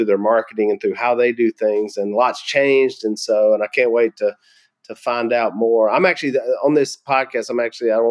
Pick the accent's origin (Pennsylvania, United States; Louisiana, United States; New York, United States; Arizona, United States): Louisiana, United States; I'm from Louisiana